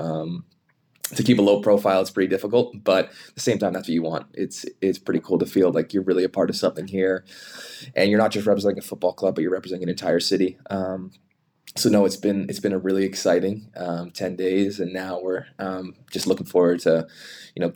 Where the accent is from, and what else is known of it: Canada